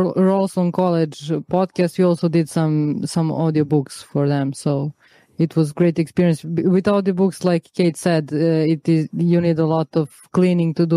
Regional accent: Serbia; I'm from Serbia

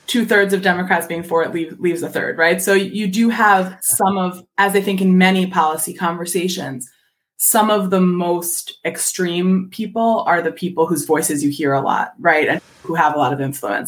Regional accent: Philadelphia, Pennsylvania, United States; I'm from Philadelphia

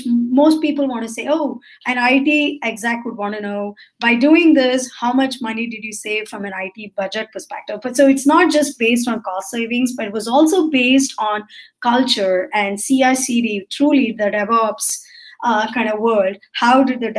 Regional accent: India; I'm Indian, so I grew up in the way my parents asked me

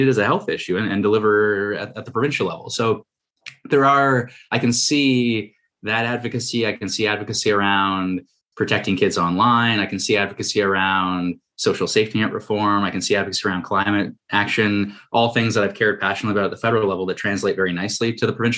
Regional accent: Toronto, Ontario, Canada; I'm from Toronto

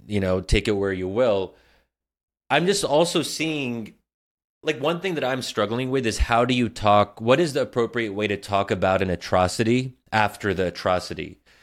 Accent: United States; I'm American

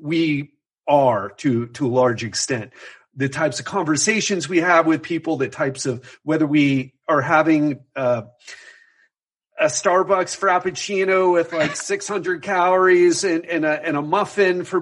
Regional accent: Miami, Florida, United States; moved away as an adult; now in Brazil; growing up in Miami

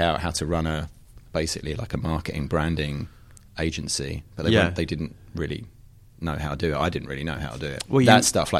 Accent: Wanstead, London, United Kingdom; And so my friend John Robinson, who I grew up with in Wanstead in East London, who's still like my closest oldest mate

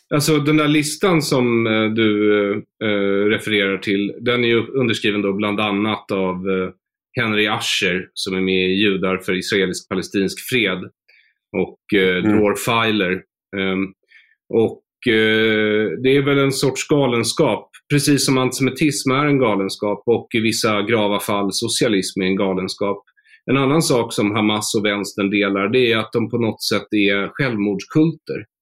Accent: Sweden; jag är ju svensk

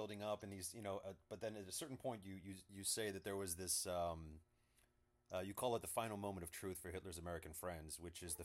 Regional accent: Bahamas; I grew up in the Bahamas

